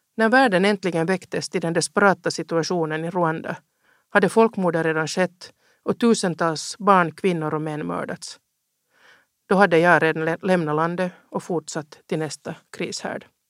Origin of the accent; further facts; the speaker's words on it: Helsinki, Uusimaa, Finland; also born or lived in Ostrobothnia; Jag är uppvuxen i Helsingfors.